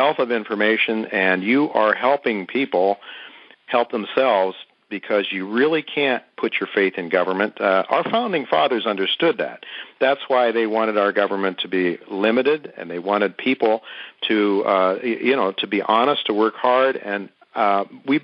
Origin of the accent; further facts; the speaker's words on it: United States; As an American who covers the natural resources markets